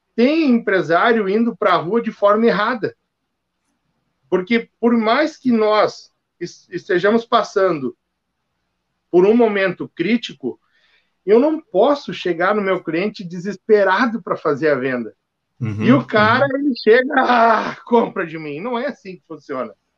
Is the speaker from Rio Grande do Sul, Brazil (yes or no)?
yes; Novo Hamburgo, Rio Grande do Sul, Brazil; also born or lived in Frederico Westphalen; eu sou natural de Frederico Westphalen mas me criei aqui em Novo Hamburgo